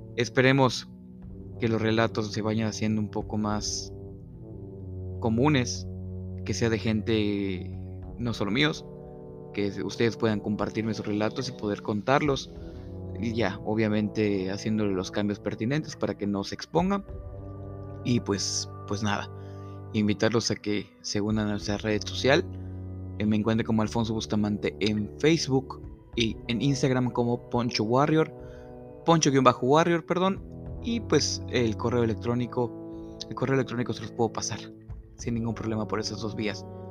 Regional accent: Mexico; todos hemos estado expuestos como mexicanos a ciertas creencias y tradiciones

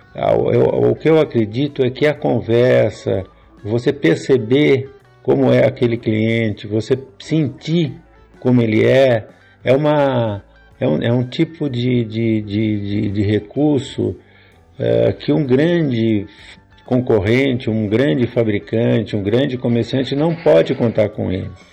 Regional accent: Jaú, São Paulo, Brazil; Eu sou de Jaú, aqui do interior de São Paulo

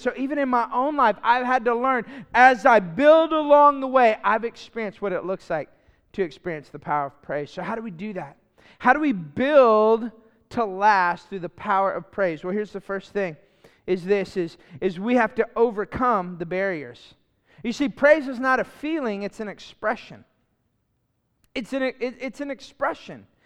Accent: Lafayette, Louisiana, United States; moved away; I grew up in Lafayette where, uh, U L is at, the Raging Cajuns.

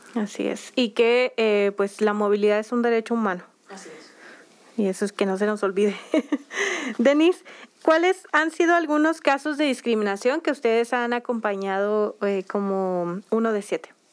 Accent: Mexico; somos mexicanas

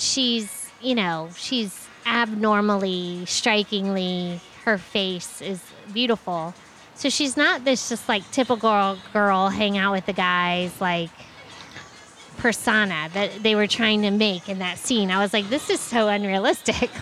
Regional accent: Tampa, Florida, United States; growing up in Tampa

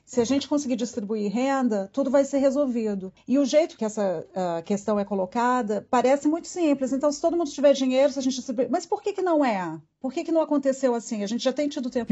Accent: Brazil; accent: super brasileiro; meu sotaque é super brasileiro e não dá para eu amenizar nada. Então a minha identidade de brasileira, eu não posso disfarçar

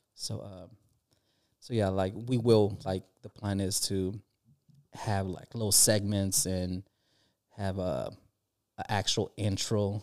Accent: California, United States; we're from California

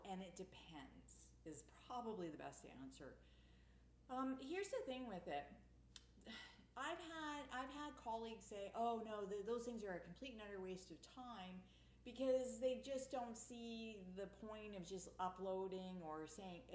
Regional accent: Canada; I'm Canadian

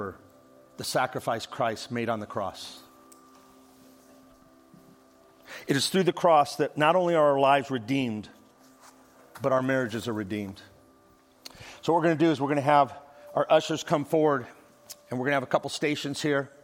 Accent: Midwest, United States; also born or lived in Las Vegas; now in Dallas, United States; I grew up in the Midwest

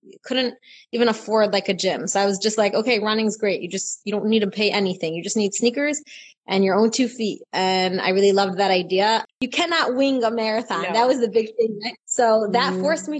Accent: Israel; I am from Israel

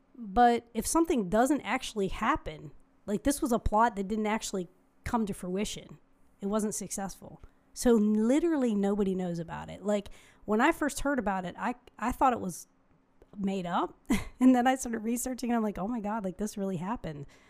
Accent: United States

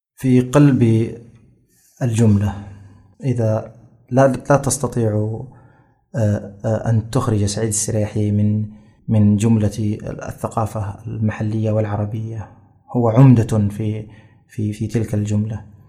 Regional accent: Jeddah, Makkah Province, Saudi Arabia; also born or lived in Riyadh; أنا من أبناء جدة يعني آه، يعني صحيح أنني ولدت في الرياض لكني لم أعش في الرياض إلا شهورا بسيطة ثم أحضرنا أبي إلى جدة ومن يومها وأنا جداوي

